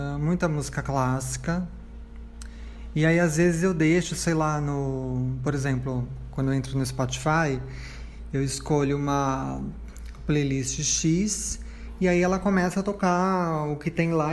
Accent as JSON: {"language": "Portuguese", "region": "São Paulo", "country": "Brazil", "tie": "born or raised there", "said": "Eu nasci em São Paulo, capital, nascida e criada."}